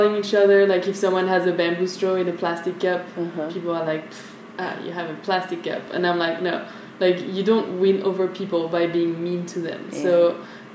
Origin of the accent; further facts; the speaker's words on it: France; moved away as an adult; now in Vietnam; I grew up in France